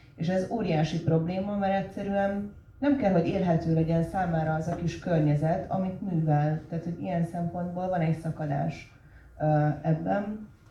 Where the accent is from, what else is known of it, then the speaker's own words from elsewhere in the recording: Budapest, Hungary; moved away as an adult; a Budapest iránt, ahol felnőttem